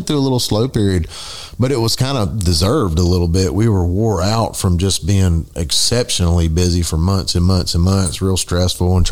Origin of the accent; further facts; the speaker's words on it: the South, United States; I'm from the South